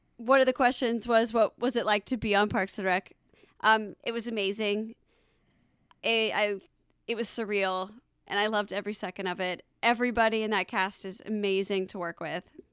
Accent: Alpharetta, Georgia, United States; also born or lived in Los Angeles / Atlanta, Georgia; I'm from Alpharetta, Georgia

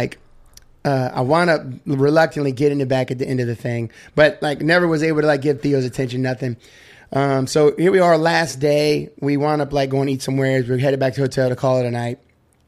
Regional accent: Louisiana, United States; I'm from Louisiana.

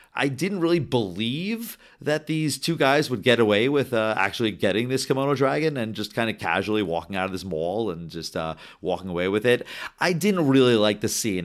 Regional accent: Rockland County, New York, United States; I grew up in Rockland County

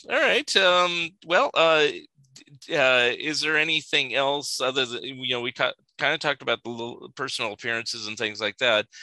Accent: Sunnyvale, California, United States; Where I grew up in California, and there used to be a Toys R Us

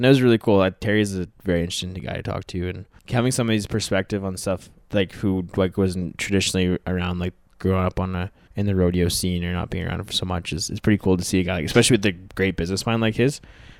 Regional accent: Canada; Let's go off liters because we're Canadian.

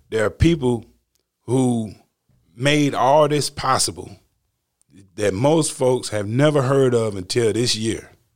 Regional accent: the South, United States; I'm from the South

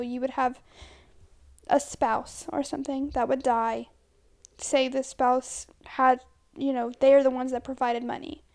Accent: United States; we're American.

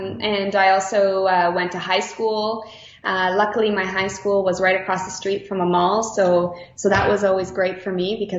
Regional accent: Mississauga, Ontario, Canada; also born or lived in Toronto; I was born in Mississauga, Ontario, so in Toronto, the GTA area in Canada. So raised out there in the little suburbs and then moved out to the big city.

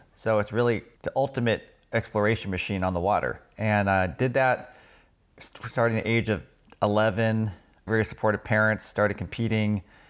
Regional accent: Sunnyvale, California, United States; I was born in the Bay Area, Sunnyvale, native

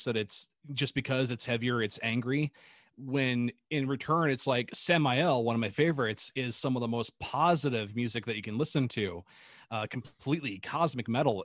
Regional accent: Iowa, United States; I'm from Iowa

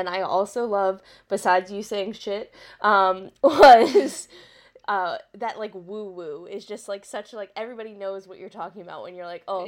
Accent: Maryland, United States; I'm from Maryland too

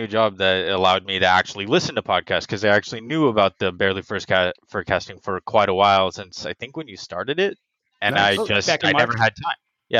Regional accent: East Bay, San Francisco Bay Area, California, United States; I am from the Bay Area. I'm a native really close to San Francisco in the East Bay.

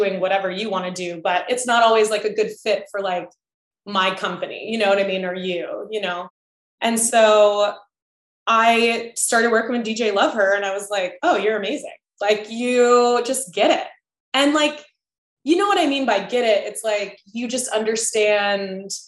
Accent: Chesapeake, Virginia, United States; I'm from Chesapeake, which is like right next to Virginia Beach.

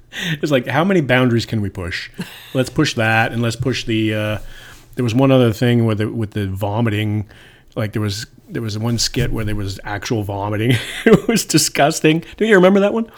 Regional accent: Toronto, Ontario, Canada; I grew up in Toronto

